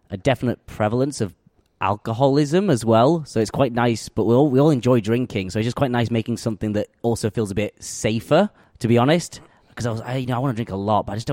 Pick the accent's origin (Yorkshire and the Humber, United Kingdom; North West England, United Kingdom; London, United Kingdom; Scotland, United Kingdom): Yorkshire and the Humber, United Kingdom; Huddersfield; now in Sweden; from Uddersfield, West Yorkshire, uh, in the north of England.